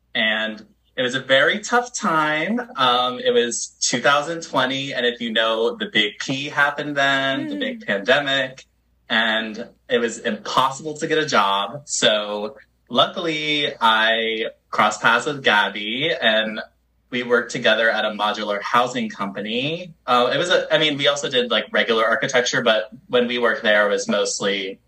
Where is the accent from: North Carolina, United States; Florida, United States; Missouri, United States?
North Carolina, United States; Charlotte; now in Los Angeles, United States; I live in LA right now, and I'm originally from North Carolina. Yeehaw, North Carolina. Shout out to Charlotte, you know, the 704